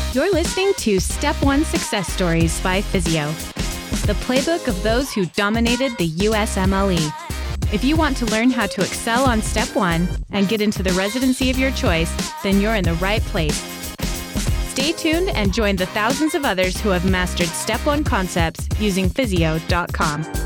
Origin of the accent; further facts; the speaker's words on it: Houston, Texas, United States; I was born and raised in Houston, Texas.